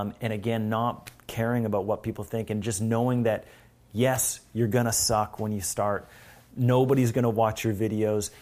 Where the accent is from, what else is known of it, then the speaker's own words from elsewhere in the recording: Canada; also born or lived in Vancouver, Canada; I'm from Canada, but here, here we are in L